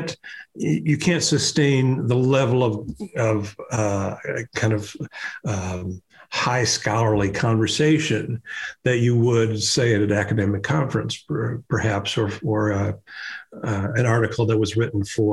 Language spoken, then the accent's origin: English; Des Moines, Iowa, United States; moved away; I started writing op-ed pieces for my hometown newspaper, the Des Moines Register